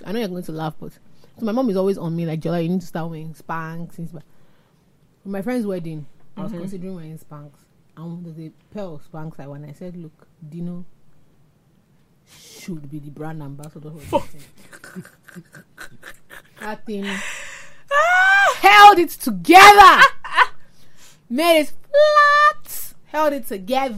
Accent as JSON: {"language": "English", "region": "Osun", "country": "Nigeria", "said": "I'm from Osun State"}